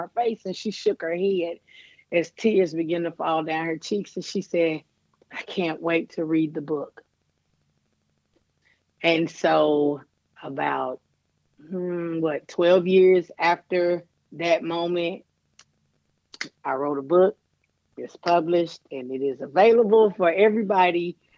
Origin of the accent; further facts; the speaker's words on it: Dickson County, Tennessee, United States; I was born and raised in Dixon County in Tennessee